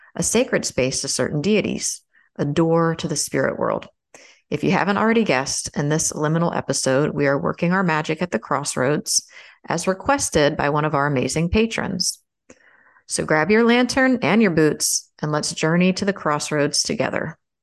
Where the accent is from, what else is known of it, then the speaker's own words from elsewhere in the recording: Maryland, United States; now in Florida, United States; growing up in Maryland, I probably would have had more opportunity